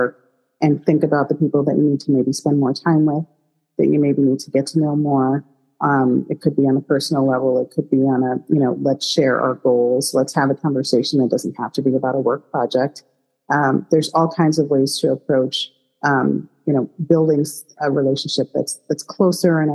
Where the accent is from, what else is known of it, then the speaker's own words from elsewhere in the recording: Chicago, Illinois, United States; moved away; It is my hometown